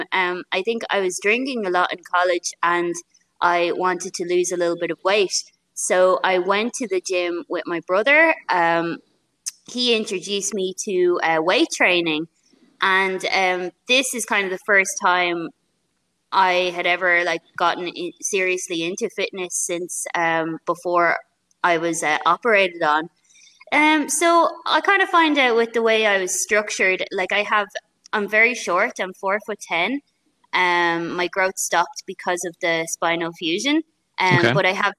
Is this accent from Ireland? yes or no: yes; Rush, Leinster, Ireland; I have a gym here in my hometown of Rush where I train people